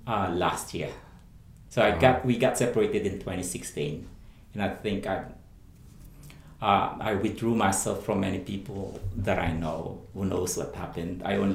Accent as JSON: {"language": "English", "country": "Philippines", "said": "my family, being a Filipino, and you know, the expectation from families"}